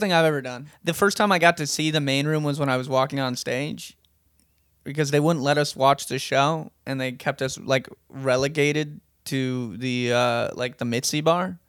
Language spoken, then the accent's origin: English; Hawaii, United States; moved away; We're both from Hawaii